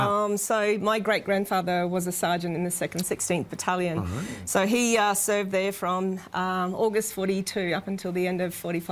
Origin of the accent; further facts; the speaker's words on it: Australia; Oh, look, I am the Australian that's the glass is always half full.